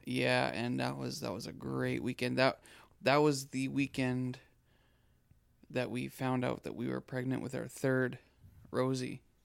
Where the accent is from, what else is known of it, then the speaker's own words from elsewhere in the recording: Saskatoon, Saskatchewan, Canada; moved away; also born or lived in Abbotsford / Nelson, British Columbia; I was brought up in Saskatchewan.